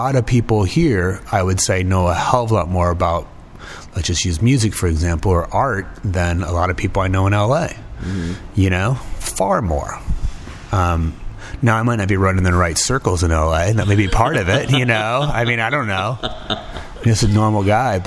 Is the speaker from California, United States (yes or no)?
no; Davenport, Iowa, United States; moved away; I don't really have any family living here anymore, but it's still kind of my hometown